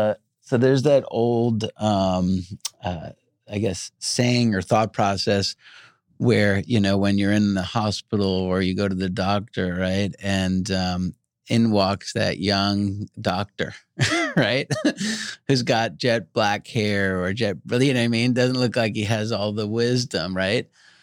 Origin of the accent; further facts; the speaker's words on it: Long Island, New York, United States; I grew up on Long Island in New York, and most everybody in my little town went to Dr. Serrano.